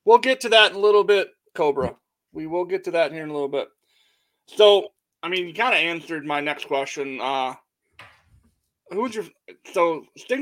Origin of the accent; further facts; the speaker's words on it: Michigan, United States; Me being a Michigan kid